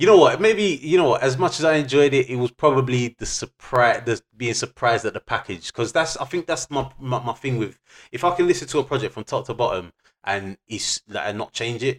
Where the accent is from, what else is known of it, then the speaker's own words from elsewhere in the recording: England, United Kingdom; as an English youth